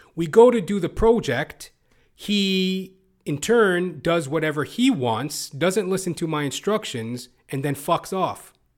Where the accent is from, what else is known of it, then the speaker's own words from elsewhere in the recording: Canada; also born or lived in Toronto, Canada; As a Canadian, I live in Toronto, Canada